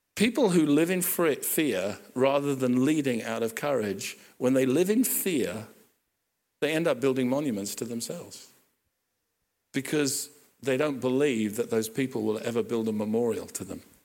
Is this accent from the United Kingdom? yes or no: yes; Hampton, London, United Kingdom; I grew up in Hampton